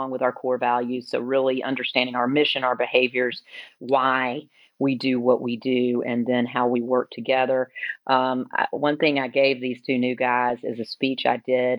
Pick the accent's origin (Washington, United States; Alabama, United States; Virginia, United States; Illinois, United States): Alabama, United States; now in Atlanta, United States; I grew up in Alabama.